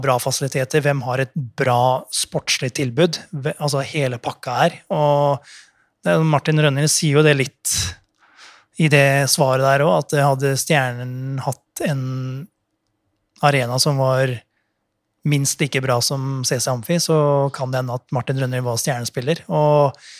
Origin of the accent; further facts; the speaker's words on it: Fredrikstad, Østfold, Norway; Jeg er fra Fredrikstad